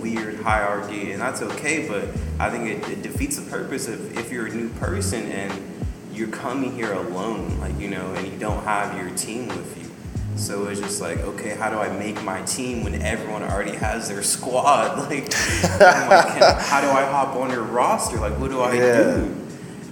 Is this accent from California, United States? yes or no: yes; San Jose, California, United States; moved away as an adult; I'm from San Jose, California